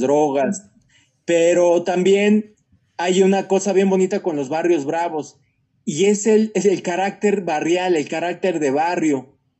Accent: Mexico; moved away as an adult; also born or lived in South America; Como mexicanos

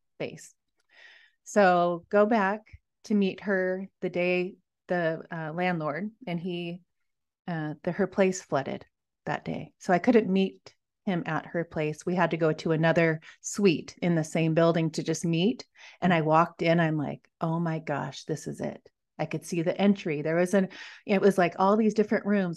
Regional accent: Washington, United States; moved away as an adult; also born or lived in Montana; I grew up in Washington

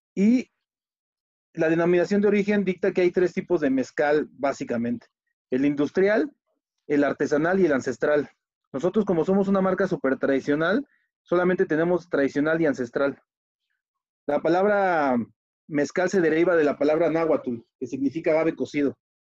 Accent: Mexico; yo soy mexicano, 100% mexicano

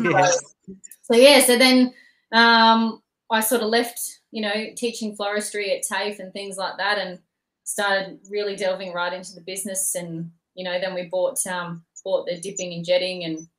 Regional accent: Penrith, New South Wales, Australia; moved away; also born or lived in Wellington; I'm originally from Penrith, so I've got family out in Wellington that I used to go and visit sort of every school holidays.

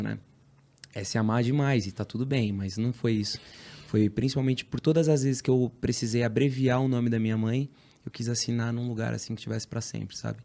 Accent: São Paulo, Brazil; Sou da Zona Leste de São Paulo. Guaianazes

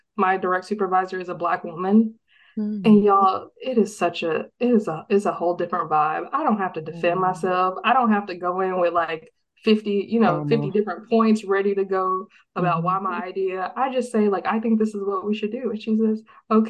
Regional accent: Texas, United States; I grew up in Texas, born and raised in Texas

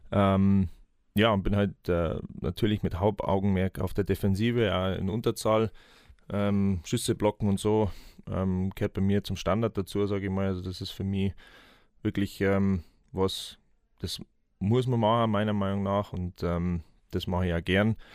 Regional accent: Gelting, Bavaria, Germany; also born or lived in Munich; ähm, 33 Jahre alt, ähm, 16. Februar auf Dweckkämmer in München, ähm, gebürtiger Gatinger, das liegt zwischen Wolfertshausen und Geretsried. Ähm, ja, habe im Nachwuchs angefangen in Geretsried.

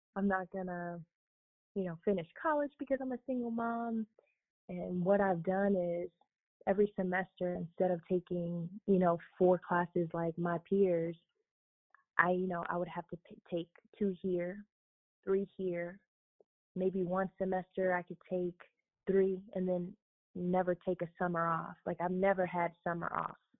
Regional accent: South Florida, United States; moved away as an adult; now in Fort Wayne, United States; I'm originally from South Florida

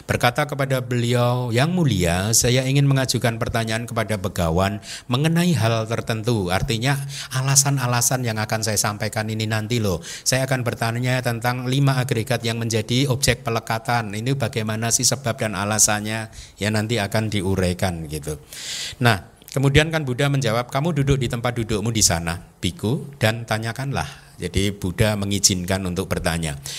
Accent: Indonesia; saya baru datang, saya berasal dari Indonesia, saya ingin berlatih di sini

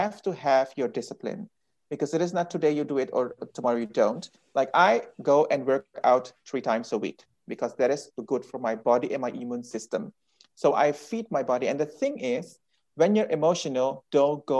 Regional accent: Suriname; I'm Indian, you know, and I'm come from Suriname

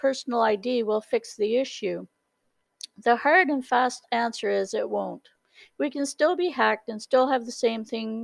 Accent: Canada; I'm Canadian

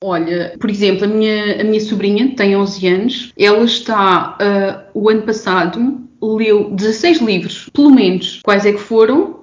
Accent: Évora, Alentejo, Portugal; eu sou alentejana, eu sou de Évora

